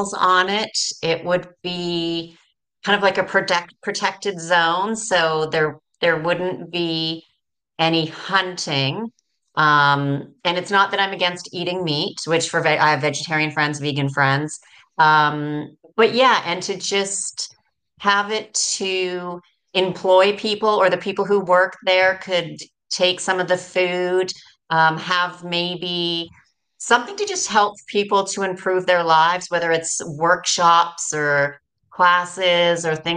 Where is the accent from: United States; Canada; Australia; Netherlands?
Canada; moved away as an adult; I'm originally from Canada, as you said, but I left Canada in 2011. I've lived in five different countries